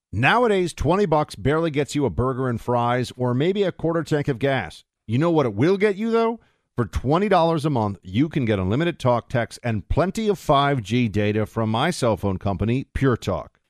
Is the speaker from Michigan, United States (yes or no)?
no; New York City, New York, United States; my hometown, on my city